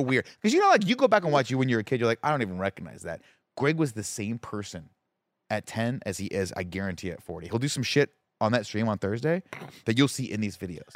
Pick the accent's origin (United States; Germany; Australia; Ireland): United States; California; I'm a Californian